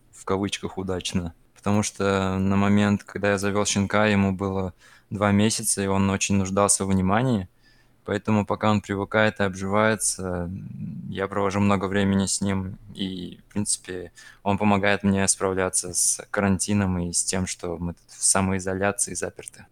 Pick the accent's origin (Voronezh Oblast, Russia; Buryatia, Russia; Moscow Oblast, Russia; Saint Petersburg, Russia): Moscow Oblast, Russia; Khimki; я из Химок